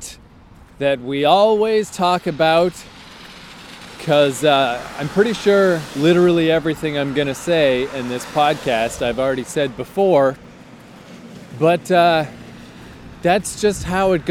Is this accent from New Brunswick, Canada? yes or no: yes; Fredericton, New Brunswick, Canada; my hometown of Fredericton.